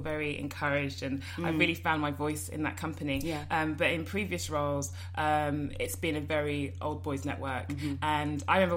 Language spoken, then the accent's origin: English; London, United Kingdom; I grew up in Finchley. So it's quite a Jewish area in North London